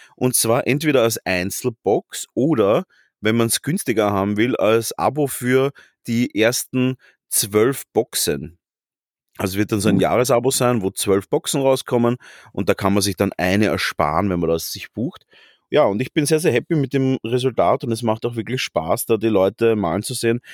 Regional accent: Vienna, Austria; wie man als Wiener sagt

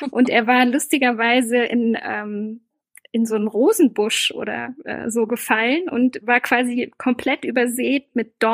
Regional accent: Ingelheim am Rhein, Rhineland-Palatinate, Germany; wir sind in Ingelheim am Rhein aufgewachsen, also jetzt nicht unbedingt ländlich, aber sozusagen am, am Rand der Stadt.

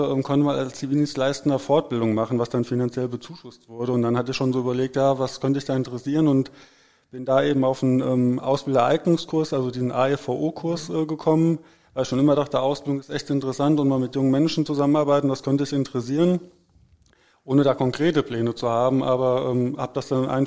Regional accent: Herborn, Hesse, Germany; ich komme nicht aus dem Ruhrgebiet, also ich komme aus Hessen, aus dem schönen Herborn. Das liegt so zwischen Siegen und Gießen inmitten von Hessen

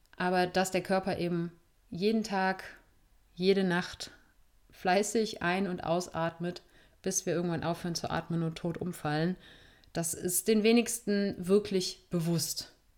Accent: Germany; Wir sind hier in Deutschland, in Meckert-Deutschland aufgewachsen.

